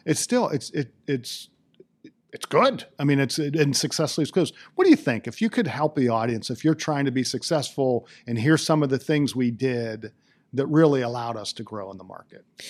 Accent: Johnstown, Pennsylvania, United States; I grew up in Johnstown

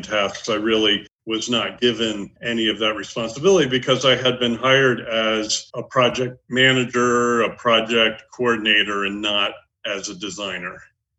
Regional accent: New England, United States; also born or lived in New York metro area; now in Cape Cod, United States; I am originally from New England

